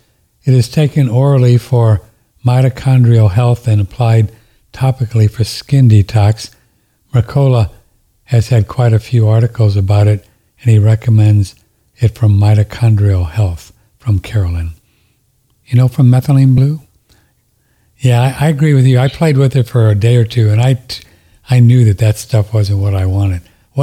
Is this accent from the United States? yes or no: yes; St. Louis, Missouri, United States; I was born and raised in St. Louis